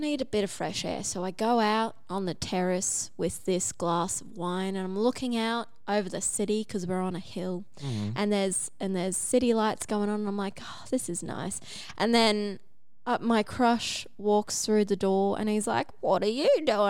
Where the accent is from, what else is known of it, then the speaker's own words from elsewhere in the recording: Cairns, Queensland, Australia; I grew up in Cairns